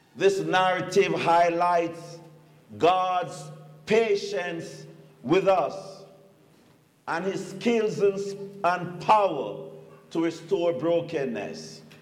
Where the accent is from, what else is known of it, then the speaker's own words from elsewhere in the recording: Jamaica; moved away as an adult; now in United States; it's not a Jamaican talking about an American. I've been here 30 years now, and I'm American.